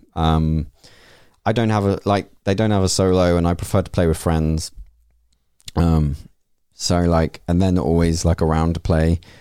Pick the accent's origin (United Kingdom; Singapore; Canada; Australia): United Kingdom; we're British